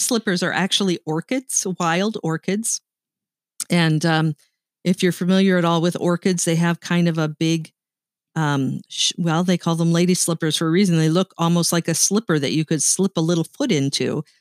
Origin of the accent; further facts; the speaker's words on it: Canada; I am Canadian, and I wanna be proud of Canada